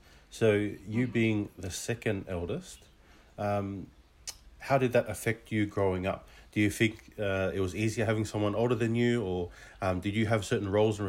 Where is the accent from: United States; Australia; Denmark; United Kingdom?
Australia; Both my parents came from Tonga. And, you know, we were born and raised in Australia, but majority of the time we spoke English at home